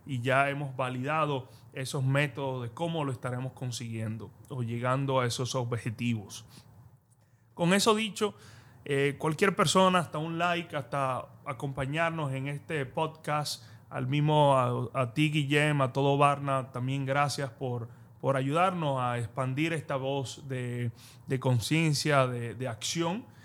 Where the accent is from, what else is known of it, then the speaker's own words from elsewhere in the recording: Dominican Republic; yo como dominicano